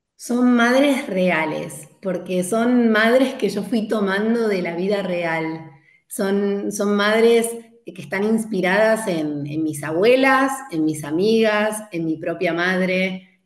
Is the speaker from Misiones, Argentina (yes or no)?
no; Buenos Aires, Argentina; moved away as an adult; also born or lived in southern France; now in Málaga, Spain; hace poquito estuve en Buenos Aires, viajé hace muy poquito. Yo vivo en España, en Málaga, y me viajé sin mis hijos y me reencontré con mi biblioteca de pequeña